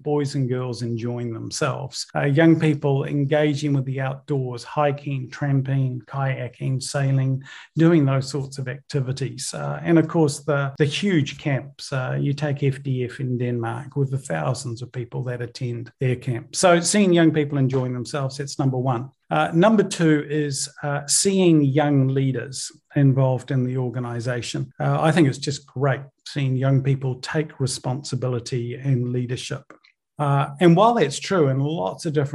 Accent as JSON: {"language": "English", "country": "New Zealand", "tie": "born or raised there", "also_born_or_lived": "Northern Ireland"}